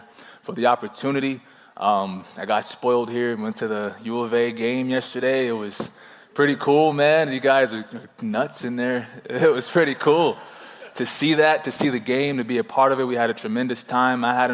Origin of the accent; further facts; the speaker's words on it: New Jersey, United States; I was born and raised in New Jersey